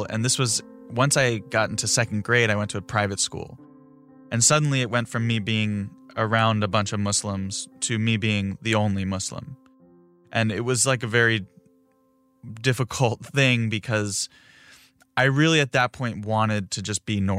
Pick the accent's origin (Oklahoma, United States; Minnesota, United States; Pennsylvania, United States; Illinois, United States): Pennsylvania, United States; Philadelphia; Sometimes I'll be like, oh, I'm from Philadelphia